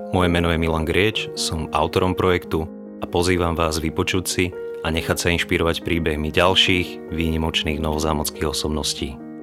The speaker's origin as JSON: {"language": "Slovak", "town": "Nové Zámky", "region": "Nitra Region", "country": "Slovakia", "said": "ako novozámčana"}